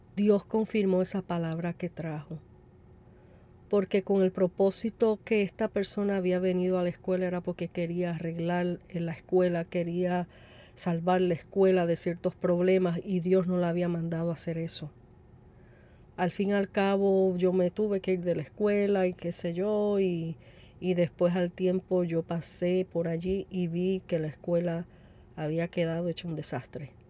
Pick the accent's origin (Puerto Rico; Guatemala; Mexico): Puerto Rico; como decimos en Puerto Rico